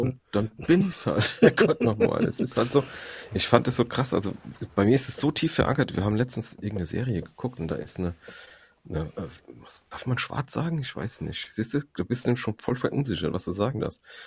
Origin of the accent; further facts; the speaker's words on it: Frankfurt, Hesse, Germany; ich komme erst mal aus Frankfurt, das ist eine multikulturelle Stadt. Ich bin damit aufgewachsen